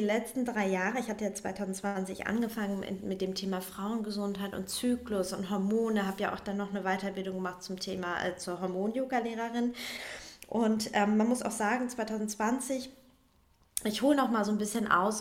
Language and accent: German; Northern Germany, Germany; moved away as an adult; also born or lived in Berlin / Hamburg; dann bin ich nach Hamburg erstmal in Heimatnähe